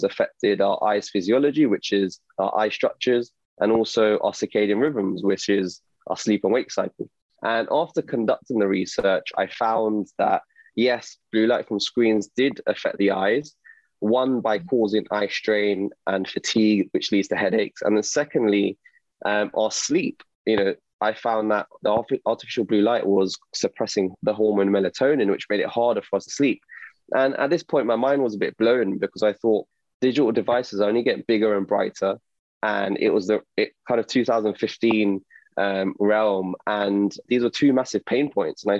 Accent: London, United Kingdom; I'm an optometrist from London.

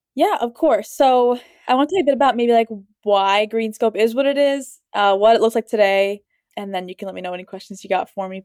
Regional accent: Columbus, Ohio, United States; I grew up in Columbus

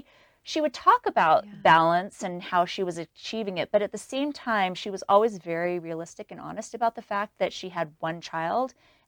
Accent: New York City, New York, United States; I was raised in New York City. I thought Walmart was Walgreens, because that's what we had in New York.

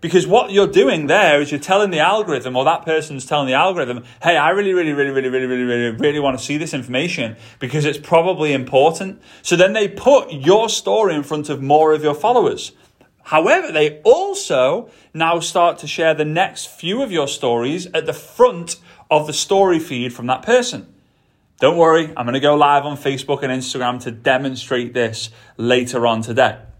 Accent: England, United Kingdom; moved away; I'm British, right? I'm from England

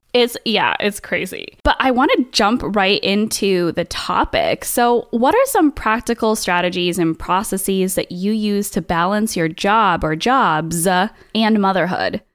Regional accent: Saratoga Springs area, upstate New York, United States; moved away; also born or lived in Boston; to go to high school in actual upstate New York, like Saratoga Springs area

